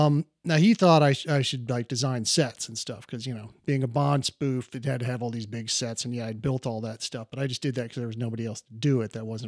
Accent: Columbus, Ohio, United States; I'm from Columbus, Ohio.

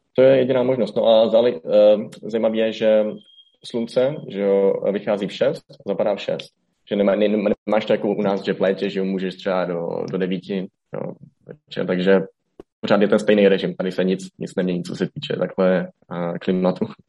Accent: Hradec Králové, Hradec Králové Region, Czechia; moved away as an adult; also born or lived in Olomouc / Greece; now in Colombia; z Hradce Králové, tam jsem se narodil, tam jsem studoval střední školu

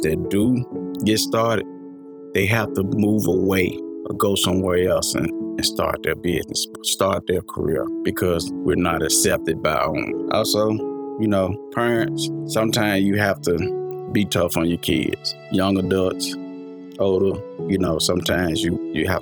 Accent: United States; we wasn't born in Africa. We was born in America.

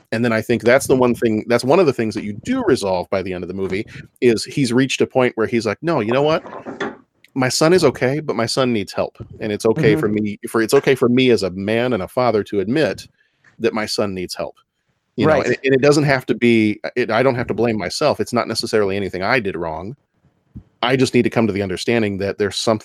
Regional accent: Texas, United States; we're from Texas

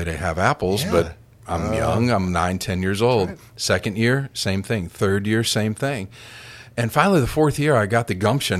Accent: Minnesota, United States; So my dad and I grew up in Minnesota

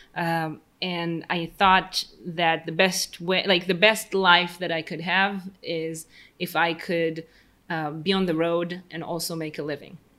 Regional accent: Tel Aviv, Tel Aviv District, Israel; English is a second language; Tel Aviv, 32, Israel, born and raised.

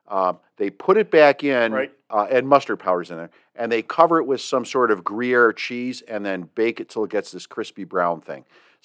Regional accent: Ireland; Well, as an Irishman, we call those freckles.

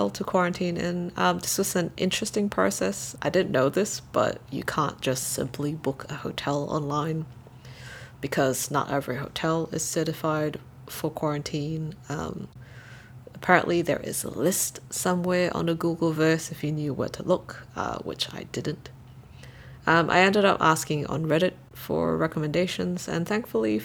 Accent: Brunei; moved away; also born or lived in Malaysia; as a Malaysian, I can only visit as a tourist and spend about a month here in Brunei. Even though Brunei is my hometown, I was only a legal resident here as a dependent.

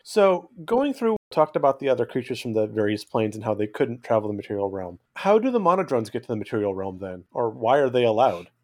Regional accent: California, United States; I grew up in California, not terribly far from Sierra National Park.

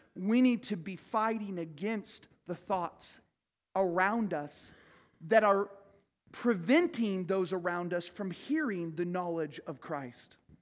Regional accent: United States; I love being an American.

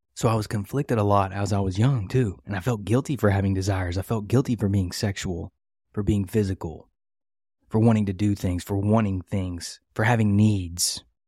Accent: West Virginia, United States; I grew up in West Virginia in the, uh, eighties and nineties

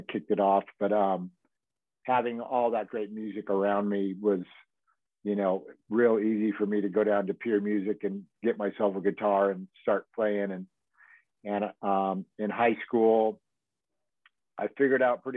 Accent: Manhattan Beach, California, United States; I grew up here in Manhattan Beach, Hermosa Beach, California

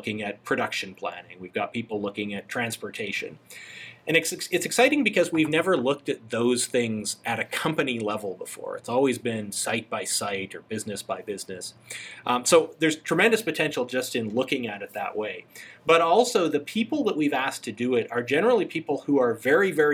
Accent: Calgary, Alberta, Canada; moved away as an adult; now in Alpharetta, United States; I grew up in Calgary, which is just at the foot of the Rocky Mountains in Canada.

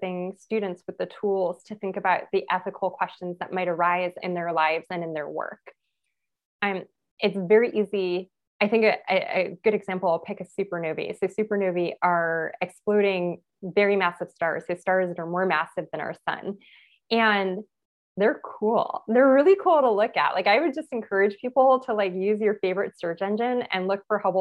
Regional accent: Los Angeles, California, United States; I'm from Los Angeles, from East Los Angeles.

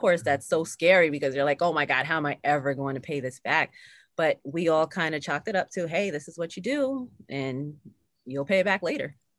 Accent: Lower Westchester, New York, United States; also born or lived in Bronx, New York; I was born in the Bronx, New York, and raised in Lower Westchester, which is the suburbs, right outside of New York City.

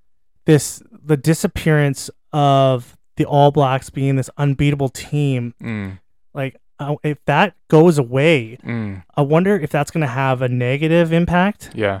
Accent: Canada; as a Canadian

